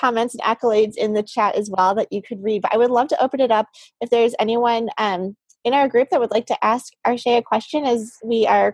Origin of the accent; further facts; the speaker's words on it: Chicago, Illinois, United States; now in Boston, United States; I am from Chicago originally. I'm now living in Boston